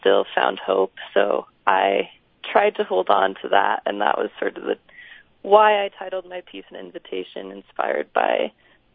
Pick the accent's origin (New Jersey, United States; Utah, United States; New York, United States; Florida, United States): Utah, United States; Salt Lake City; growing up in Salt Lake and going up in the Wasatch